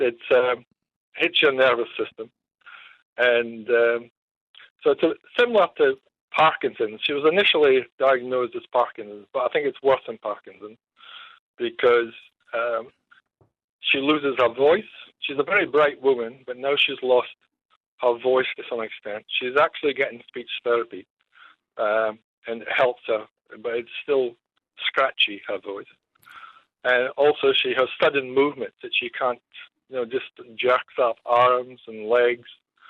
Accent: Wollongong, New South Wales, Australia; also born or lived in Narrabri; I'm actually from Wollongong, but I started in Narrabri.

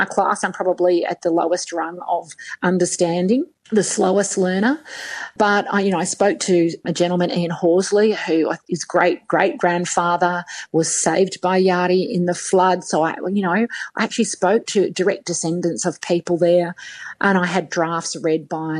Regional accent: Sydney, New South Wales, Australia; now in Brisbane, Australia; I grew up off country. I grew up in Sydney

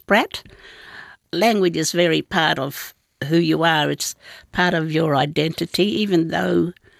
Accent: Shark Bay to Kalbarri, Western Australia, Australia; we were forced to speak English. My father's language is Nunda. We're from, our country goes from Shark Bay down to Kalbarri. For mother is Agu, because I'm part of the stolen generation. I didn't grow up with family

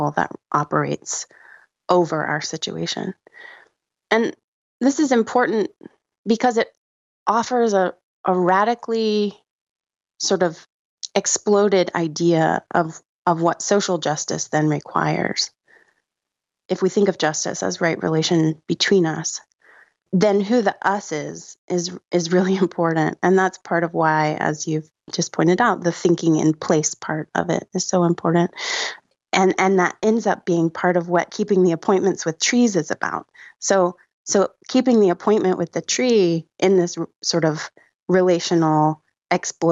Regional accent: Gulf Coast of Florida, United States; moved away; I grew up on the Gulf Coast of the United States in Florida

